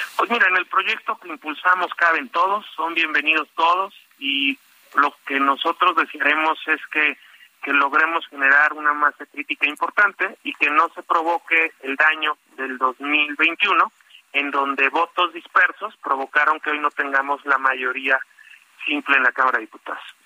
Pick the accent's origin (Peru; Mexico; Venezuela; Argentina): Mexico; los mexicanos que vivimos en México